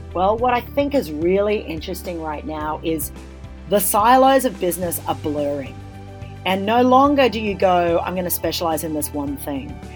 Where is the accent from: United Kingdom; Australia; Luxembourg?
Australia; As an Australian